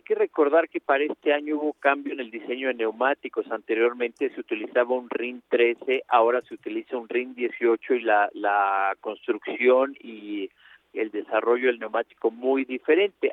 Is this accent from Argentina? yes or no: no; Mexico; como mexicano